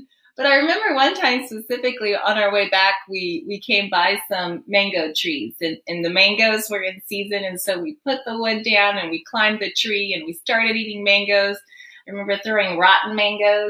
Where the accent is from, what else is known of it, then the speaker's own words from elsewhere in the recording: Guinea; moved away; I grew up in Guinea, West Africa.